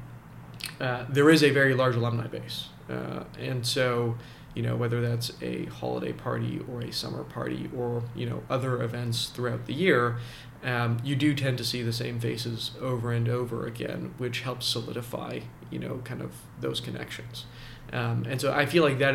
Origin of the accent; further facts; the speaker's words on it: Canada; also born or lived in Vancouver; now in Toronto, Canada; I was born in Canada. I want to stay in Canada.